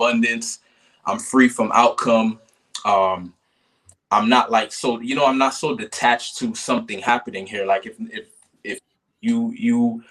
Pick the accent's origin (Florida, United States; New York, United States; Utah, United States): Florida, United States; Kissimmee; moved away; was born in Kissimmee, Florida. I spent most of my life there.